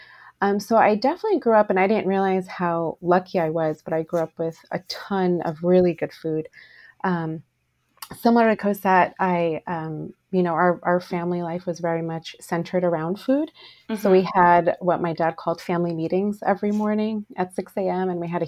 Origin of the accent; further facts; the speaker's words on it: New Jersey, United States; moved away as an adult; now in Los Angeles, United States; I came to it a little later in life, actually not until I was married and I moved cross country from New Jersey to LA.